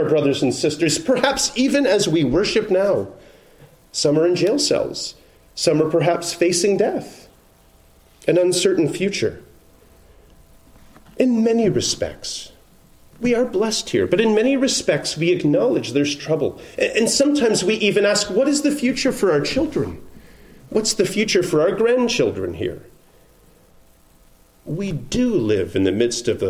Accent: Canada; now in United States; I'm a Canadian

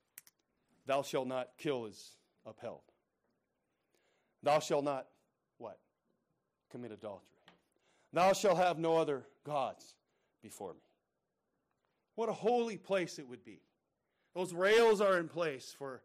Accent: United States; I'm an American. I'm thankful to the Lord that I'm an American

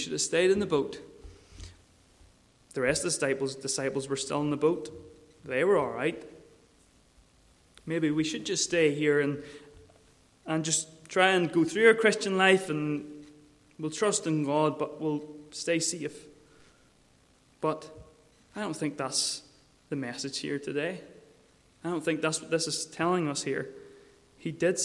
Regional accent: Mourne area, Northern Ireland, United Kingdom; I grew up in the Mourne area around the harbours

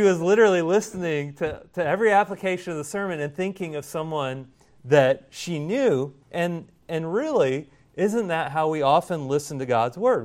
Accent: Indiana, United States; now in South Carolina, United States; growing up in Indiana, everything's flat

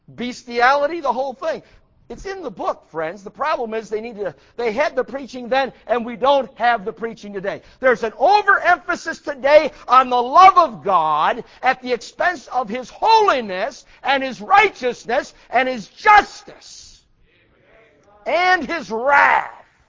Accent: United States; I'm an American.

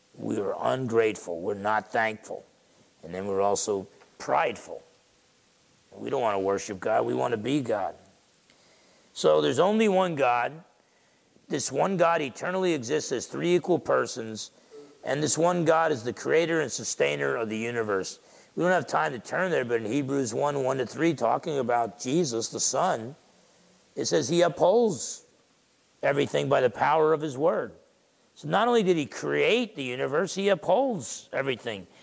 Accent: Essex County, New Jersey, United States; grandson of Portuguese and Italian immigrants growing up in Essex County, New Jersey

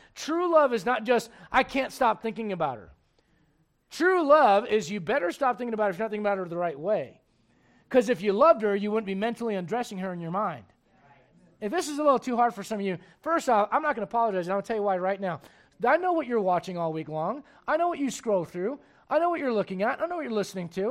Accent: United States; I'm an American

